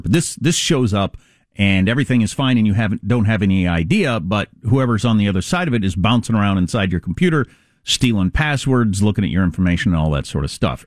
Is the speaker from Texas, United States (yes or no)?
no; California, United States; as a Californian